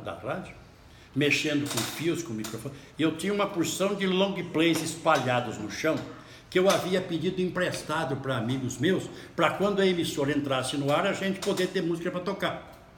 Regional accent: Paraguaçu Paulista, São Paulo, Brazil; accent: caipira; Eu sou caipira da Alta Sorocabana. Eu sou ali de uma cidadezinha pequena chamada Paraguaçu Paulista

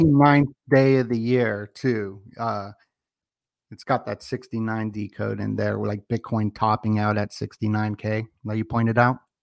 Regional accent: Las Vegas, Nevada, United States; I am from Vegas

